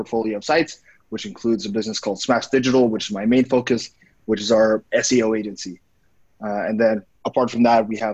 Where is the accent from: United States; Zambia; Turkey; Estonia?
Estonia; now in Vietnam; I'm originally from Estonia, currently living in Vietnam